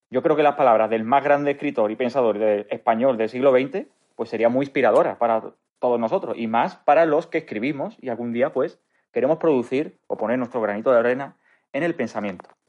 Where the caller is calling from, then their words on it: Málaga, Andalusia, Spain; Hola, don Antonio. … de Málaga.